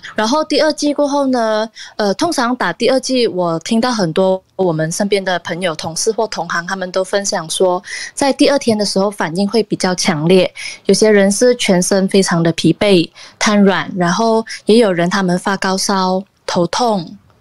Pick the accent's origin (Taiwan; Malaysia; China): Malaysia; 我是来自马来西亚